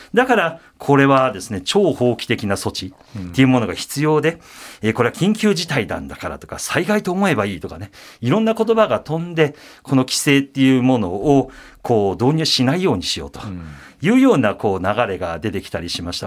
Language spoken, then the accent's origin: Japanese; Osaka, Japan; 僕大阪出身なんですけれども